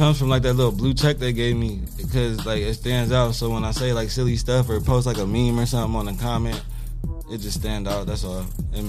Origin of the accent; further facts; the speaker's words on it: Columbus, Ohio, United States; moved away as an adult; now in Toledo, United States; I wasn't raised here. I was raised in Columbus.